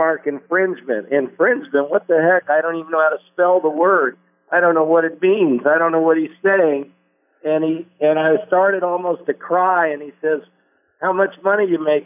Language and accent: English; Indianapolis, Indiana, United States; moved away as an adult; now in Los Angeles, United States; my hometown of Indianapolis